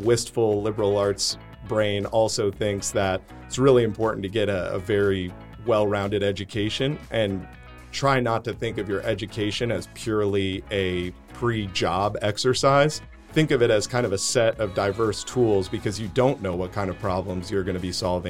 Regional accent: New York, United States; Yeah. So I grew up outside of New York City.

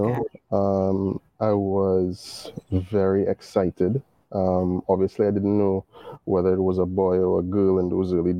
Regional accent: Trinidad & Tobago; being Caribbean, being West Indian, and being born in the time that I was born

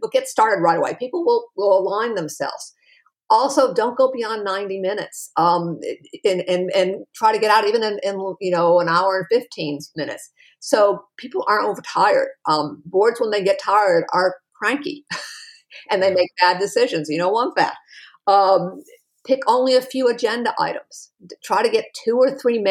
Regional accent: New England, United States; I was raised in New England too

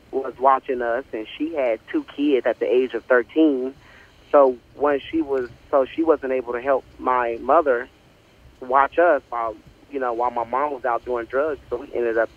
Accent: Oklahoma City, Oklahoma, United States; also born or lived in Texas; born and raised. Uh, I've lived in Texas and uh, yes, I'm from Oklahoma, and I love it. You know, it's one of the best states out there. It's the heartland.

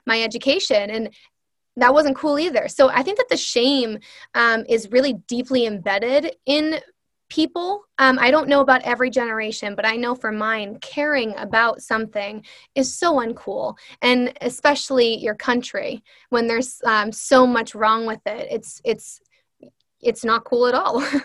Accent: United States; I'm Swedish and Irish, right? I have no, and I have family in both of those countries now. I don't even know them. And some people will view that as good or bad, but I'm an American.

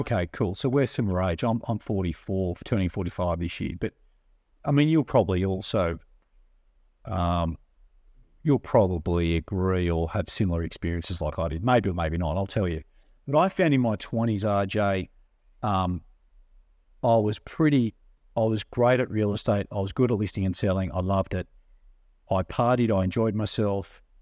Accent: Sydney, New South Wales, Australia; we grew up on the north shore in a place called Forrestville, which is kind of between Chatsworth and Manly

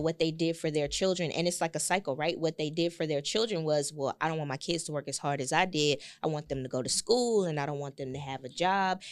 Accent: Galveston, Texas, United States; I'm from Galveston, it's one public high school

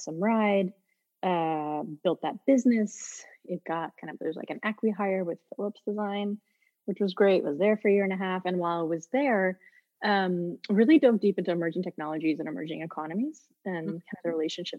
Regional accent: Houston, Texas, United States; moved away as an adult; also born or lived in Netherlands; I grew up in Houston, Texas

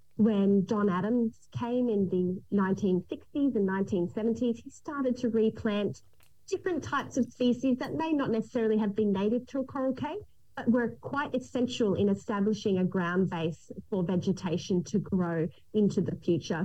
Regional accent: Gold Coast, Queensland, Australia; I was actually born and raised on the Gold Coast.

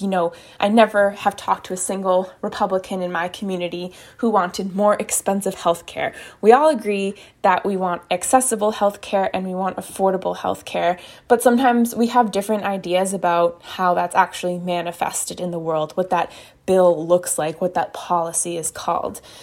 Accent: United States; I ran for a state house in the district that I grew up in. I was running in District eighty-eight

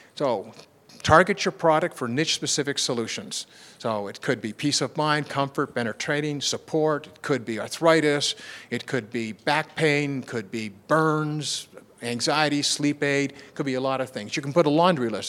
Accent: Canada; I'm from Canada

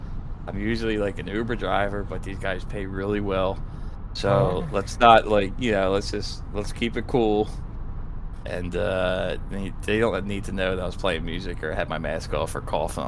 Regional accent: Missouri, United States; Oh, I should have told you guys I'm from Missouri.

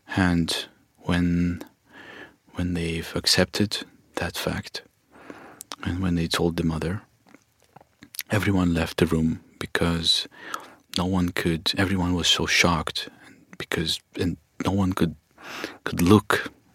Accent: Kharkiv, Kharkiv Oblast, Ukraine; I grew up in Kharkiv

